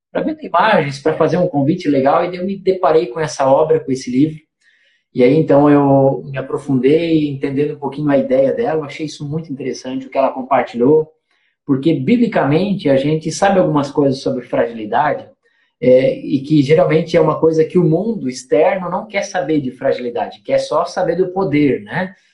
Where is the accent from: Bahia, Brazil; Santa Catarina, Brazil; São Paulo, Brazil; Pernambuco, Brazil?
Santa Catarina, Brazil; Trombudo Central; lá de Trombudo Central, será que, como é que eles vão achar que eu disser que eu sou de Trombudo e tal, é, Trombudo Central